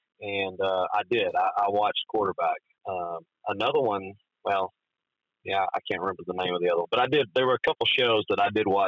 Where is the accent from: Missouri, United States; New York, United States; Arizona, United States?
Missouri, United States; now in Orlando, United States; I'm a kid from Southeast Missouri that ended up going to a great town like Paragould